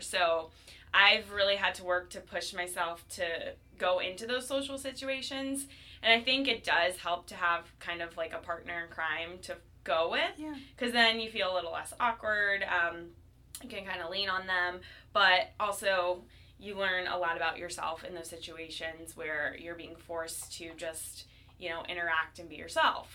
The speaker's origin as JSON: {"language": "English", "town": "Cleveland", "region": "Ohio", "country": "United States", "tie": "born or raised there", "also_born_or_lived": "Chicago", "moved": "yes", "lives_now": "St. Louis, United States", "said": "I came to St. Louis by means of Chicago. I was born in Cleveland"}